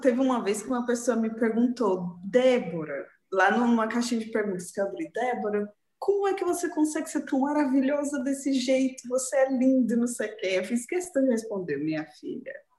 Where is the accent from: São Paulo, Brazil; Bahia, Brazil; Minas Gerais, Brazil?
São Paulo, Brazil; Santo André; Sou natural de Santo André, São Paulo